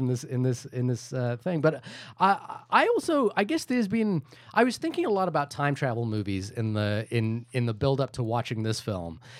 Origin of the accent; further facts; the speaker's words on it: India; I'm Indian